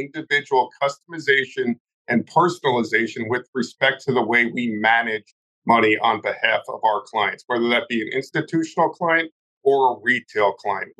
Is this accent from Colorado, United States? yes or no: no; New Jersey, United States; my hometown in New Jersey